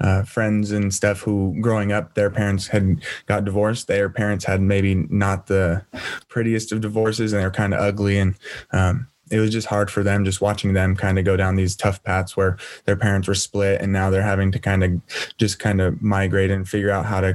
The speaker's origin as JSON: {"language": "English", "town": "Turlock", "region": "California", "country": "United States", "tie": "born or raised there", "also_born_or_lived": "San Diego", "said": "I was born and raised in a small city in Northern California called Turlock."}